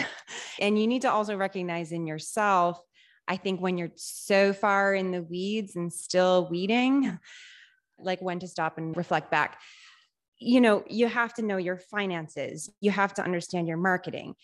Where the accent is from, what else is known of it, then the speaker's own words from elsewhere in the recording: Rutland, Massachusetts, United States; also born or lived in Worcester; I grew up in this area, Central Massachusetts. I was born in Worcester, raised in Rutland.